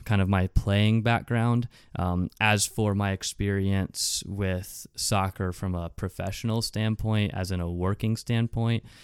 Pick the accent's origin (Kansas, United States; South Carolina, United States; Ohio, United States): South Carolina, United States; Rock Hill; also born or lived in Fort Mill, South Carolina; now in Charlotte, United States; I'm from the Rock Hill, South Carolina, Fort Mill, South Carolina area.